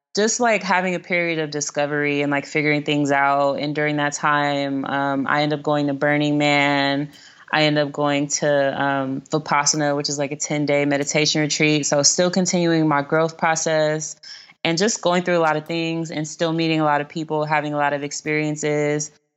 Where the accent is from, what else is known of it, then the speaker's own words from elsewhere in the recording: Los Angeles, California, United States; I'm from South Central, um, so I have lived in areas across Los Angeles, but the first house that I lived in and the first elementary school that I went to, um, were in the western area